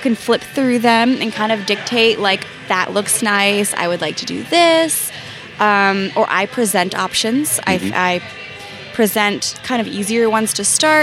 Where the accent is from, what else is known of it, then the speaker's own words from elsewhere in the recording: Philadelphia, Pennsylvania, United States; I was born and raised in Philadelphia